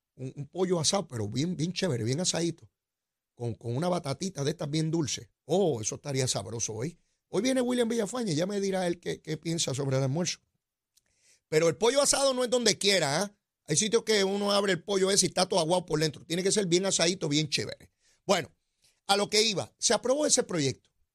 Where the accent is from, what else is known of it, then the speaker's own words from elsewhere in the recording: Puerto Rico; yo me siento bien orgulloso como puertorriqueño